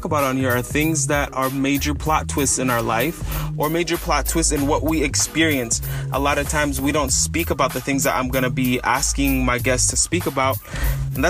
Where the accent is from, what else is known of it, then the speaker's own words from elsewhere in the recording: San Francisco Bay Area, California, United States; also born or lived in Los Angeles County, California; I'm from the San Francisco Bay Area, just north of San Francisco